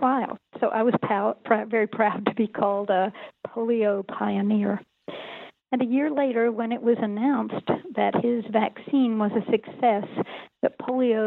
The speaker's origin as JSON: {"language": "English", "region": "Northeast Tennessee", "country": "United States", "tie": "born or raised there", "said": "I grew up in Northeast Tennessee"}